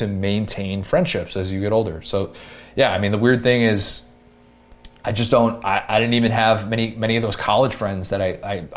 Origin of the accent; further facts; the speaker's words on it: Buffalo Grove, Illinois, United States; also born or lived in Skokie, Illinois; I grew up in Skokie up until I was going into first grade, and then the summer before first grade, we moved to Buffalo Grove